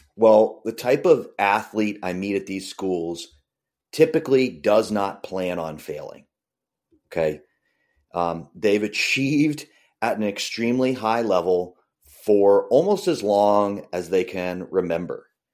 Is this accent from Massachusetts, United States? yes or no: yes; Boston suburbs, Massachusetts, United States; I grew up in the Boston suburbs